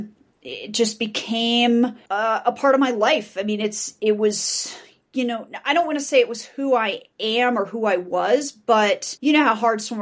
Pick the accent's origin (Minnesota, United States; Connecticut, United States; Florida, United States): Florida, United States; Boca Raton; now in Denver, United States; I grew up in Boca Raton, Florida, born and raised in Florida. I'm one of those rare native Floridians